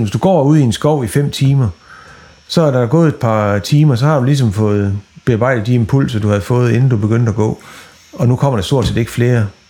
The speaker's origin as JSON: {"language": "Danish", "area": "West Jutland", "region": "Central Denmark Region", "country": "Denmark", "tie": "born or raised there", "said": "nu er jeg vokset op i Vestjylland"}